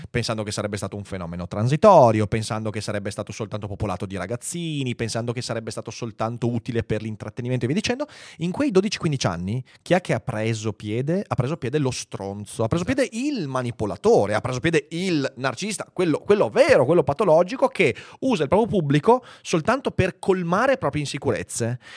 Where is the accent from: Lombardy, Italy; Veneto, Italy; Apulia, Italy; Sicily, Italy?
Veneto, Italy; accent: Venetian; la mia cadenza veneta